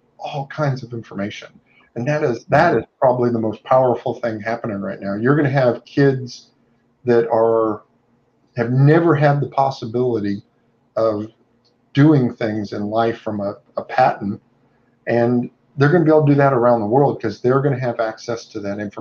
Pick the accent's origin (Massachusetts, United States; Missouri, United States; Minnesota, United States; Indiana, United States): Indiana, United States; now in Southeast United States; I moved there from Indiana. I'm originally from Indiana